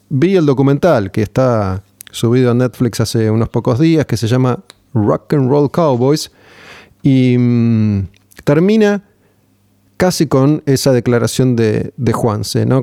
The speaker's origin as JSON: {"language": "Spanish", "country": "Argentina", "said": "como somos nosotros los argentinos"}